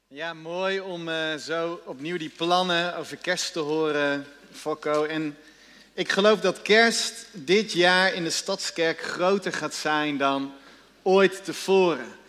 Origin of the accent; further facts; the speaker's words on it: Netherlands; wij als Nederlanders